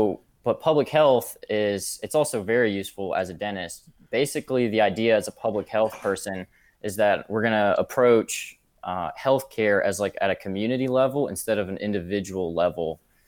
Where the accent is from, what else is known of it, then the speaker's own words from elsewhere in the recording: St. Petersburg, Florida, United States; also born or lived in Cincinnati; I'm not from Kentucky, though. I'm originally from St. Pete, Florida. Not born and raised, though. No one's from Florida originally. I'm from Cincinnati before that.